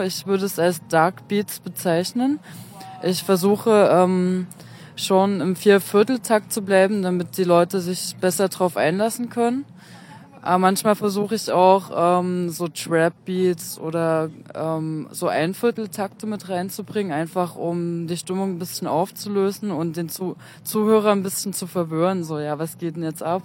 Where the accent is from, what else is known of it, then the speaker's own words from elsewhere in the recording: Freiberg, Saxony, Germany; ich komme aus Freiberg, also genauer gesagt von einem Dorf bei Freiberg